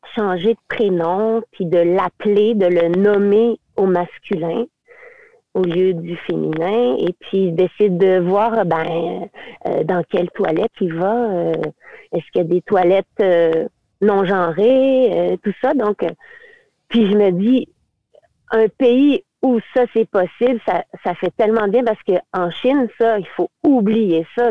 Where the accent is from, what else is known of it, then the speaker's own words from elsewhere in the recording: Quebec, Canada; moved away as an adult; also born or lived in Beijing, China; je suis québécoise, là, puis je suis canadienne